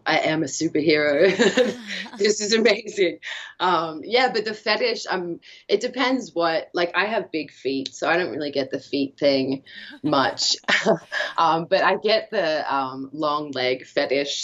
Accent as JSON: {"language": "English", "country": "Australia", "said": "I'm from Australia"}